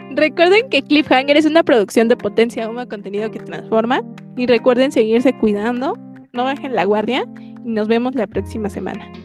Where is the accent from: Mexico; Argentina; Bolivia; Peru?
Mexico